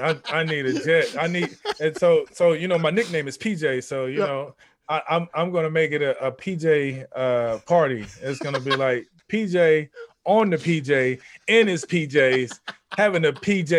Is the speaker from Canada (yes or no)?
no; Houston, Texas, United States; born there; also born or lived in Mississippi / Louisiana / Baltimore; No, I'm from, I was born in Houston, Texas.